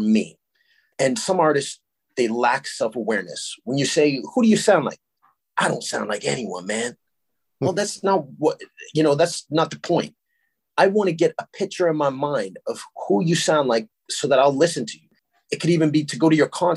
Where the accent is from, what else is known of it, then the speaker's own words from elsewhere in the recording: Sarnia, Ontario, Canada; also born or lived in Stratford, Ontario / Petrolia, Ontario; I grew up in Sarnia